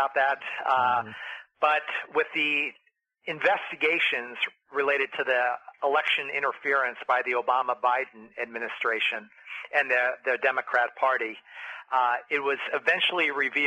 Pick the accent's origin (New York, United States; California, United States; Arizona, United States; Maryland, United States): New York, United States; upstate; growing up in Our Lady of Lourdes High School in upstate New York